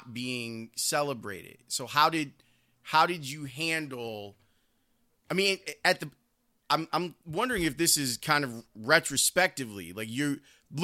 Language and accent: English; Chicago, Illinois, United States; I grew up in Roseland on the south side of the city